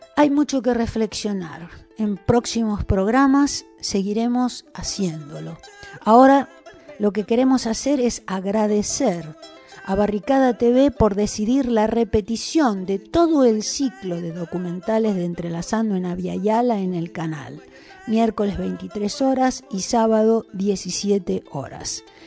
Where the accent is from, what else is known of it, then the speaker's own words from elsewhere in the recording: Salinas Grandes, Jujuy, Argentina; Yo vengo de Salinas Grandes y soy de la comunidad San José de Pozo Colado